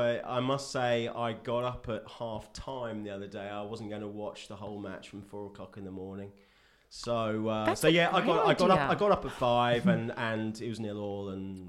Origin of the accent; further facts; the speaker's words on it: England, United Kingdom; moved away; I am English.